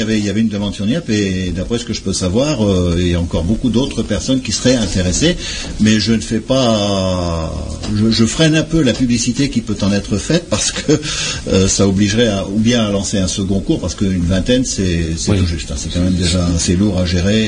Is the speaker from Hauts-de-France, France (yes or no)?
yes; Méteren, Hauts-de-France, France; first language French and Flemish; j'ai appris grâce à mes parents, grands-parents, à Métrennes, puisque je suis originaire de Métrennes. J'ai appris les deux langues en même temps